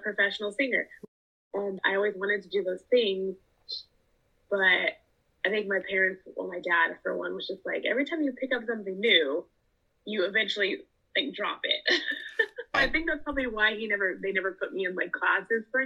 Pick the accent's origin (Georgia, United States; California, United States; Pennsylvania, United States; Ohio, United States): California, United States; Los Angeles; born and raised in Los Angeles